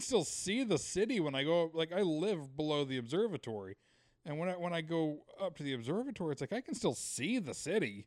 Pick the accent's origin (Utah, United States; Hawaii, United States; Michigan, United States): Utah, United States; growing up in Utah